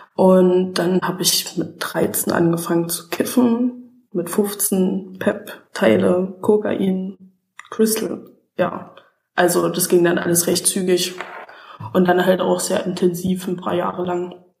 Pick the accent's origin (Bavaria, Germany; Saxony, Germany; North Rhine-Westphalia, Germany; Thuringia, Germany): Saxony, Germany; ich komme aus Sachsen